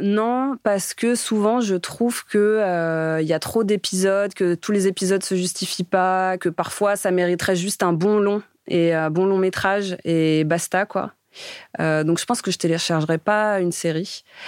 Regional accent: Romainville, Île-de-France, France; moved away as an adult; also born or lived in Noisy-le-Sec / Paris / Nantes; j'ai grandi dans le quatre-vingt-treize à Romainville, né à Noisy-le-Sec, euh, juste à côté

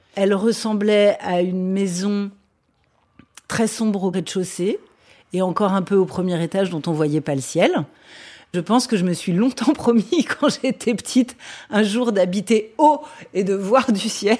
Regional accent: Vincennes, Île-de-France, France; born or raised there; also born or lived in Les Lilas; now in Paris, France

